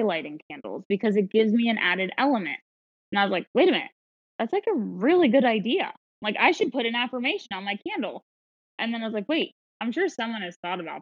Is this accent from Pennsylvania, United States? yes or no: yes; Philadelphia, Pennsylvania, United States; I'm from Philadelphia